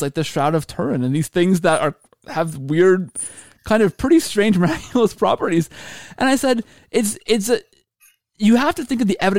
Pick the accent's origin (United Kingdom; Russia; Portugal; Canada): Canada; I'm Canadian